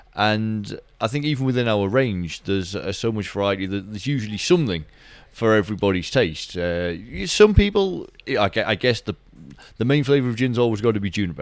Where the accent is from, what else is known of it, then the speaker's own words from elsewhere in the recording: Durham, North East England, United Kingdom; moved away as an adult; now in Edinburgh, United Kingdom; this is my hometown in Durham, uh, Northeast England.